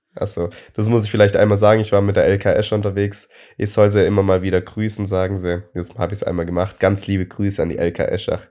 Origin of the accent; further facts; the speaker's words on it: Friedrichshafen, Baden-Württemberg, Germany; bei uns in Friedrichshafen